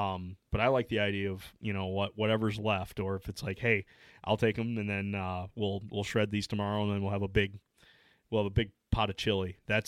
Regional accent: Midwest, United States; because I'm from the Midwest

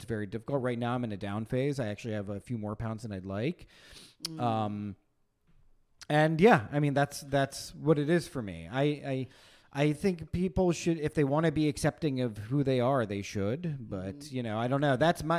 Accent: Pennsylvania, United States; And you can arguably say that I grew up in white culture because I grew up in Central PA.

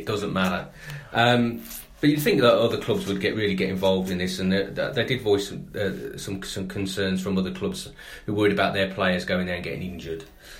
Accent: Tamworth, West Midlands, United Kingdom; my hometown club, Tamworth

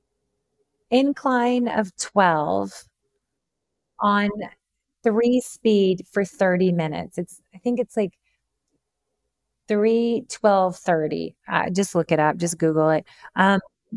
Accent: the South, United States; I'm from the South

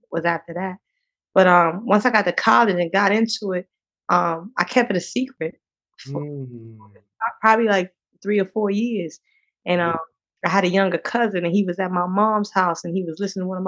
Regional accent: Eastern North Carolina, United States; I grew up in a very small town in Eastern North Carolina, like at max 2,000 people

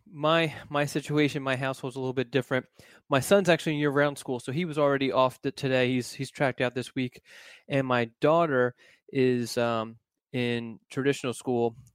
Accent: Philadelphia, Pennsylvania, United States; moved away; I grew up in Philadelphia

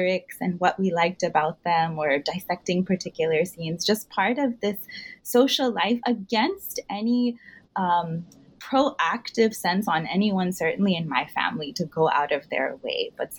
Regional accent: Houston, Texas, United States; I grew up in Houston in the 90s, and my own parents liked Hindi film songs

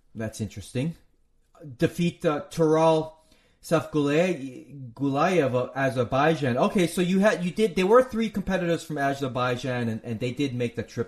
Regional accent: United States; I'm an American

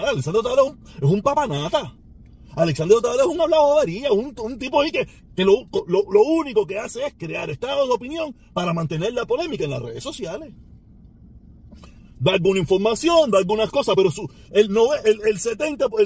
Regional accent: Cuba; Y los únicos que la podemos cambiar somos los cubanos, pero los cubanos nos han manipulado, nos han engañado.

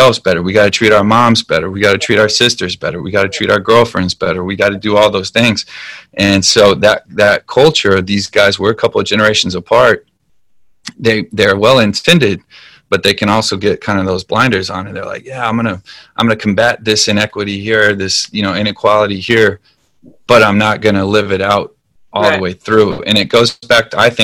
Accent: United States; I love being an American. I love being from here

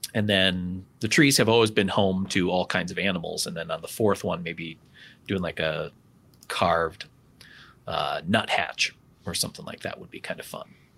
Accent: Wisconsin, United States; I'm from Wisconsin, so I can tolerate some cold

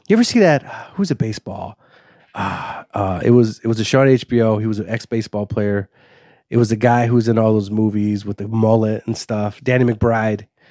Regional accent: Waukegan, Illinois, United States; also born or lived in Los Angeles, California / Highwood, Illinois / Zion, Illinois; I grew up, uh, in a place called Highwood up until fifth grade, and then I grew up in Wauke-, sixth grade to high school and post and college, basically, yeah, Waukegan

